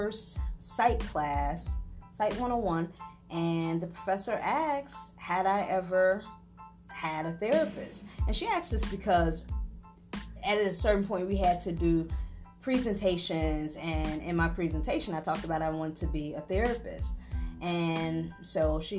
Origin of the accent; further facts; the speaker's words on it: Chicago, Illinois, United States; I am a Chicagoan. I was born and raised in Humboldt Park, Chicago in the 90s